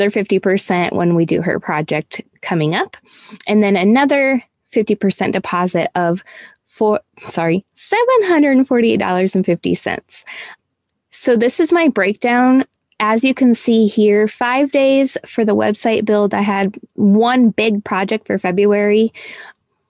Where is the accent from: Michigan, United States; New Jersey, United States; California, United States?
Michigan, United States; moved away as an adult; also born or lived in Houston, Texas; now in Ohio, United States; we're originally from Michigan